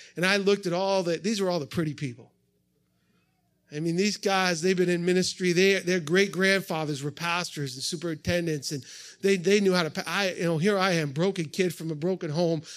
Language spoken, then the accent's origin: English; New England, United States; also born or lived in upstate New York; now in Ohio, United States; I grew up in New England, so I'm a transplant to upstate New York. I'm a New Englander.